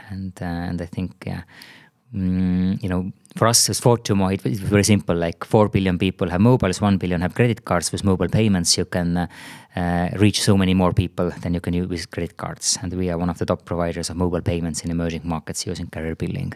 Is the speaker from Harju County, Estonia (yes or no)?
no; Tartu, Tartu County, Estonia; also born or lived in San Francisco Bay Area; now in Tallinn, Estonia; I'm originally from Tartu